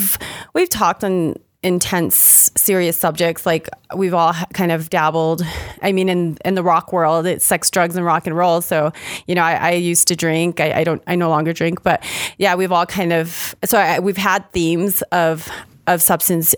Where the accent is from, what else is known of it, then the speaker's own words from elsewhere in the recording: Las Cruces, New Mexico, United States; also born or lived in Albuquerque, New Mexico; We are New Mexico born and raised. I was born and raised in Las Cruces.